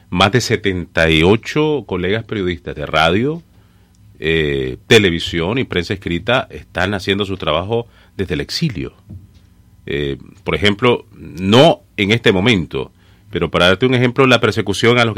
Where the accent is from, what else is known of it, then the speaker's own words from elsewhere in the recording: Sébaco, Matagalpa, Nicaragua; moved away; also born or lived in Ciudad Darío, Nicaragua; Yo soy de un pueblo pequeño del norte de Nicaragua, se llama Cebaco. Eh, aunque nací en Darío, la tierra del poeta Rubén Darío, pero tenía mi radio en Cebaco.